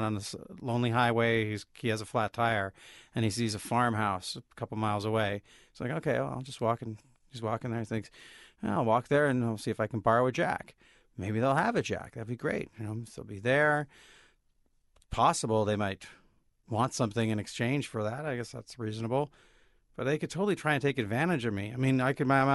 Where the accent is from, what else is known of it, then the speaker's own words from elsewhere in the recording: Olympia, Washington, United States; I grew up in Olympia, Washington